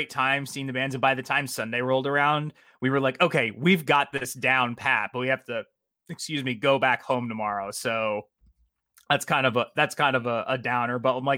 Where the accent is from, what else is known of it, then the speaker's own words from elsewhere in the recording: New Jersey, United States; I'm from New Jersey